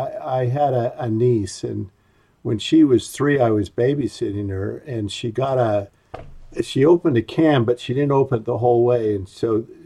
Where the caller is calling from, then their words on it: Orem, Utah, United States; I'm in Orem, Utah, and here it is, 20th of May, and it's 48 degrees.